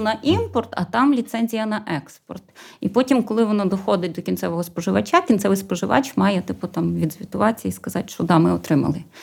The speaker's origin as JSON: {"language": "Ukrainian", "town": "Dubrovytsia", "region": "Rivne Oblast", "country": "Ukraine", "said": "я взагалі з Рівненської області, з такого хорошого бурштинового краю Дубровиці"}